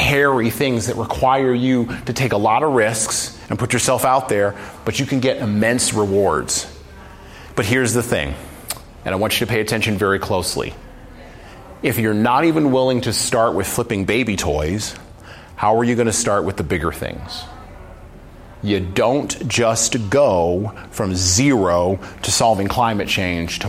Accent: United States; I was born in America

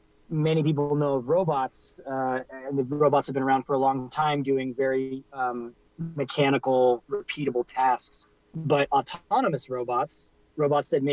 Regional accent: Silicon Valley, California, United States; I grew up in the Silicon Valley

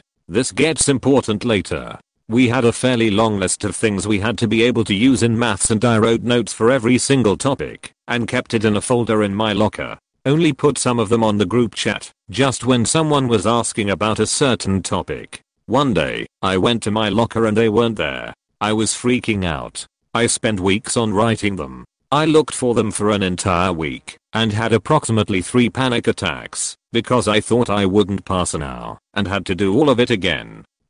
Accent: Illinois, United States; My ex and I met in my home state of Illinois.

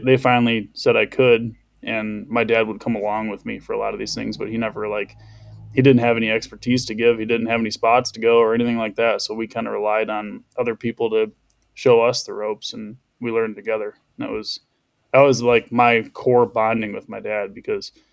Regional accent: West Michigan, United States; I'm 30. I'm from West Michigan

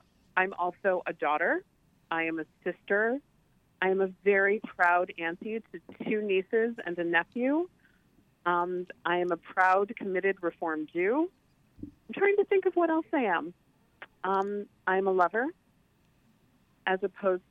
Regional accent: Chicago, Illinois, United States; in Chicago, growing up in Chicago

